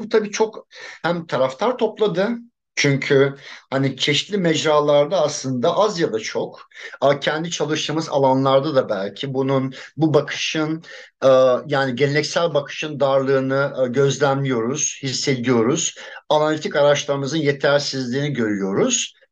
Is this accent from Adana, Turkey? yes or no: yes; Adana, Turkey; moved away as an adult; çocukluğum orada geçti daha doğrusu. O coğrafyayı çok iyi biliyorum. Liseye kadar oradaydım. Üniversitede ayrıldım Adana'dan.